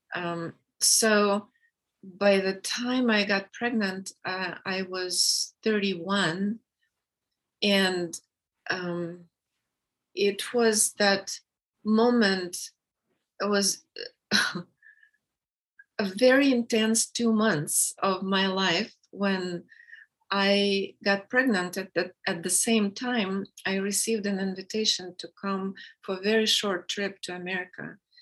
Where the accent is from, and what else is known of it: Russia; English is a second language; moved away as an adult; now in United States